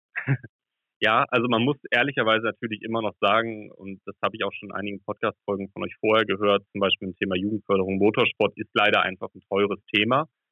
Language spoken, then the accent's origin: German; Hamburg, Germany; ich komme ja aus Hamburg